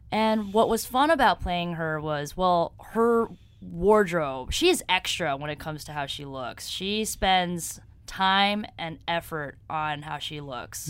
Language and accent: English; New York City, New York, United States; moved away as an adult; now in Los Angeles, United States; I'm originally from here, New York